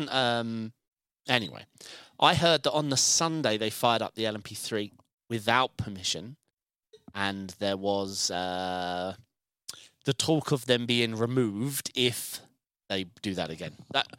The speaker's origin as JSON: {"language": "English", "country": "United Kingdom", "said": "My Danish accent's weak, being British."}